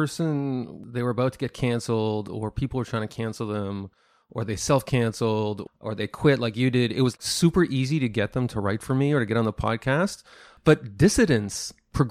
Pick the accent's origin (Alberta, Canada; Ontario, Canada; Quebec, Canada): Quebec, Canada; Montreal; in Montreal, my hometown